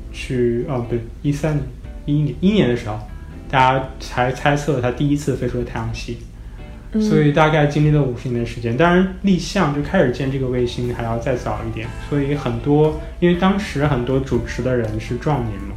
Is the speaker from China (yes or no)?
yes; China; moved away as an adult; now in Los Angeles, United States; 因为我是中国人，